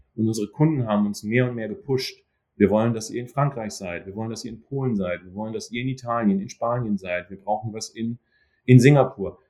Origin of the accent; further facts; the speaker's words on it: Germany; moved away as an adult; also born or lived in Duisburg; now in New York, United States; als Deutscher